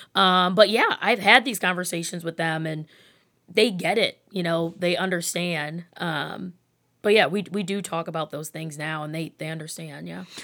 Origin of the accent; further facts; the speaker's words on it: Rocky River, Ohio, United States; also born or lived in Lakewood, Ohio; I am born and raised in Rocky River.